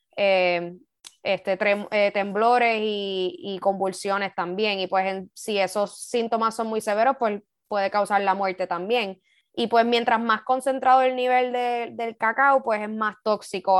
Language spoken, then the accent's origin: Spanish; Puerto Rico; como puertorriqueños